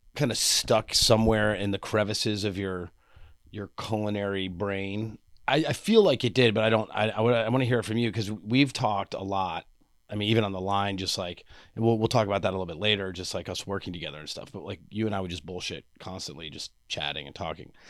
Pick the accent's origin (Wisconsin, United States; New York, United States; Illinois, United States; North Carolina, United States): New York, United States; I was from New York and my parents, my parents cooked mac and cheese out of a box